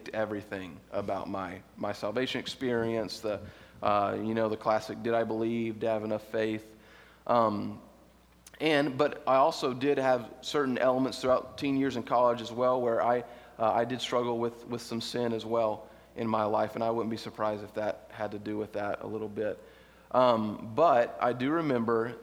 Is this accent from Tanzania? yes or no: no; United States; we're American